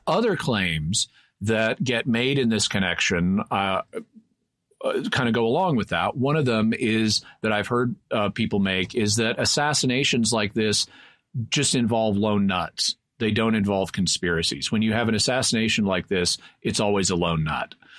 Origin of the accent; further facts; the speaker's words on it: Texas, United States; I was born in Texas. My family was from Texas